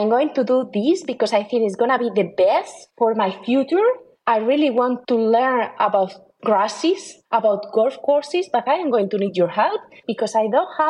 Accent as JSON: {"language": "English", "region": "northern Spain", "country": "Spain", "also_born_or_lived": "United States / Paris, France", "second_language": "English", "moved": "as an adult", "lives_now": "Rome, Italy", "said": "I am from the north of Spain"}